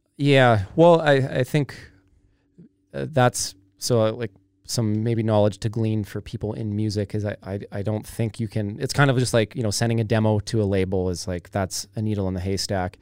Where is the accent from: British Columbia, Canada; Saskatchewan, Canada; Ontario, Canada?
British Columbia, Canada; Kamloops; growing up in Kamloops